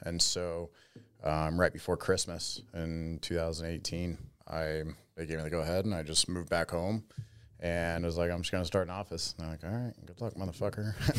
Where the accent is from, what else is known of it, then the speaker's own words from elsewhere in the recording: Las Vegas, Nevada, United States; moved away as an adult; also born or lived in Florida; born and raised in Vegas